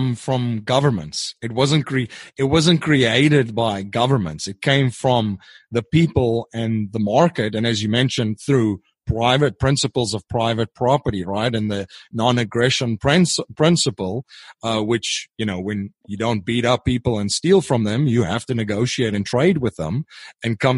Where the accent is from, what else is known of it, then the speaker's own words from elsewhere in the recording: South Africa; I'm from South Africa